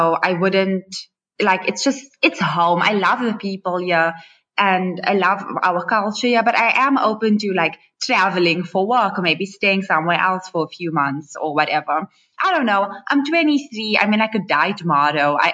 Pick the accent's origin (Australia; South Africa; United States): South Africa; Johannesburg, Gauteng; I'm born and raised in Joburg